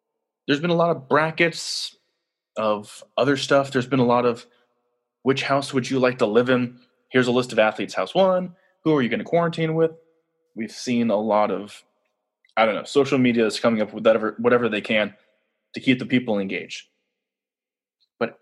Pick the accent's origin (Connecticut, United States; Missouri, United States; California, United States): California, United States; I'm from California